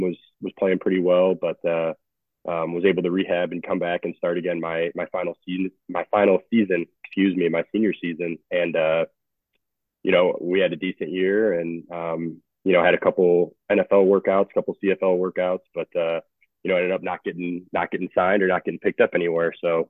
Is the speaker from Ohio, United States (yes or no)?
no; Chicago, Illinois, United States; moved away as an adult; also born or lived in Indianapolis, Indiana; I grew up just outside of Chicago in the west suburbs